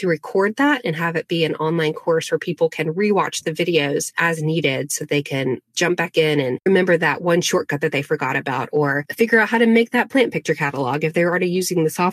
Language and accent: English; Asheville, North Carolina, United States; born or raised there; also born or lived in Arden, North Carolina